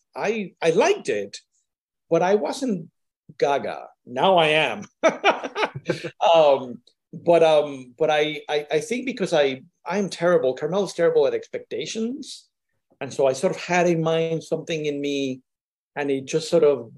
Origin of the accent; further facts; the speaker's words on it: Puerto Rico; I'm from Puerto Rico